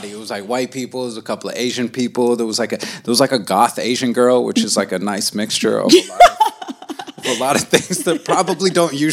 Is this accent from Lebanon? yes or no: yes; Lebanon; Uh, I'm from Lebanon. I grew up there for, a, I want to say like I've lived in Lebanon for about 15 years.